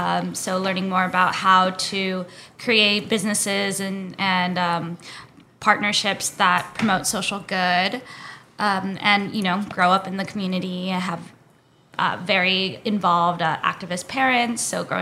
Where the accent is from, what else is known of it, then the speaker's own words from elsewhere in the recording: Mesa, Arizona, United States; moved away as an adult; now in Los Angeles, United States; I grew up in Mesa, Arizona, which is about 10 minutes away from Phoenix.